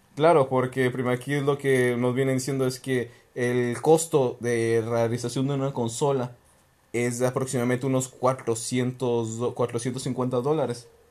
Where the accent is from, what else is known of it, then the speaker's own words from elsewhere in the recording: Mexico; Aquí en México